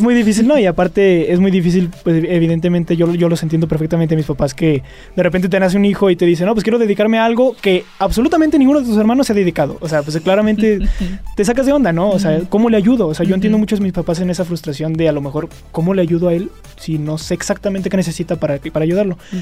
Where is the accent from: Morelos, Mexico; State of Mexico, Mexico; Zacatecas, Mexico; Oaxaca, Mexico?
Zacatecas, Mexico; Fresnillo; moved away as an adult; now in Aguascalientes, Mexico; Soy de Fresnillo, Zacatecas.